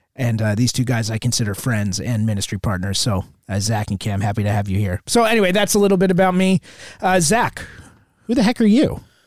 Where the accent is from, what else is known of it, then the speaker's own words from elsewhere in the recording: Southern Connecticut, United States; Grew up in Connecticut, uh, Southern Connecticut, out just about an hour outside of New York